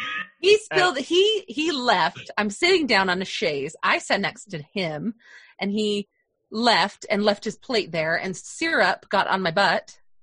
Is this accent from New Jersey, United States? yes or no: no; South Jordan, Utah, United States; also born or lived in Riverton, Utah; I grew up in Riverton and then South Jordan.